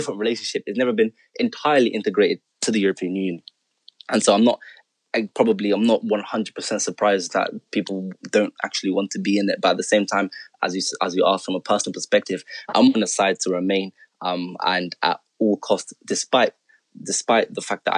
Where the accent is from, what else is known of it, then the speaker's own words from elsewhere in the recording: Netherlands; now in United Kingdom; I was born in the Netherlands and I'm a Dutch citizen. And so I've moved to this country some years ago